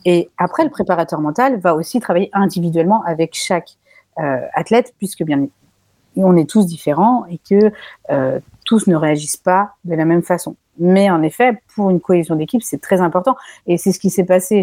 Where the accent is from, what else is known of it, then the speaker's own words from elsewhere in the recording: France; Je suis française